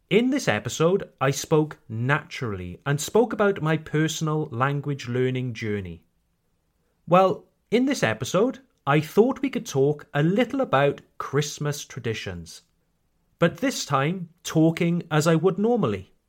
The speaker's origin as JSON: {"language": "English", "region": "Wales", "country": "United Kingdom", "accent": "Welsh", "said": "I tone down my Welsh accent"}